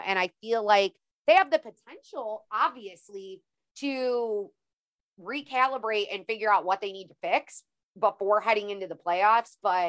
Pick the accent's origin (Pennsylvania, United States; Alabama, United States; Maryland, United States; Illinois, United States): Illinois, United States; I'm from Illinois